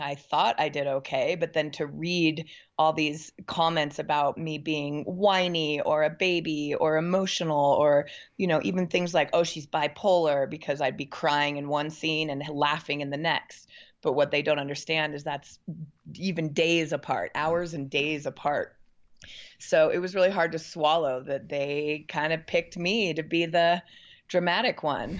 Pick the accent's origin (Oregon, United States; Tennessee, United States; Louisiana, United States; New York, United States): Oregon, United States; Portland; now in Bend, United States; I'm from Portland, Oregon